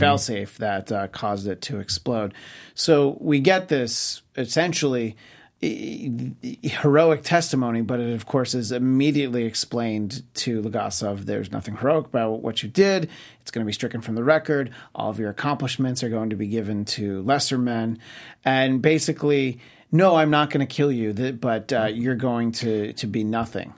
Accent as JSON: {"language": "English", "region": "New York", "country": "United States", "tie": "born or raised there", "said": "where I grew up in New York State"}